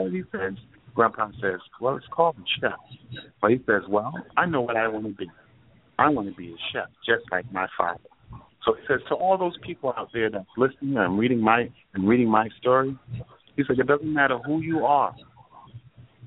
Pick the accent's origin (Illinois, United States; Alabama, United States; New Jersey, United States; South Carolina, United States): New Jersey, United States; Plainfield; moved away as an adult; now in Florida, United States; I'm from New Jersey. I moved to Florida in 2012